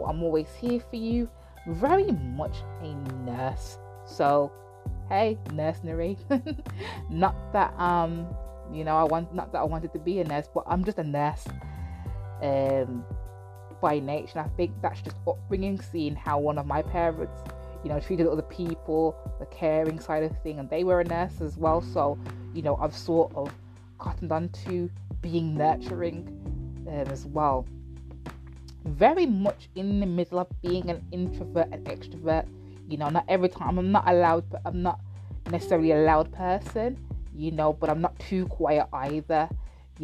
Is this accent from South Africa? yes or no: no; United Kingdom; I'm black British as well, but I have Jamaican heritage